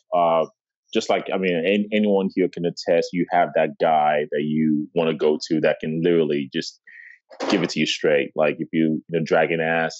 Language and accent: English; Chicago, Illinois, United States; moved away; originally I'm from Chicago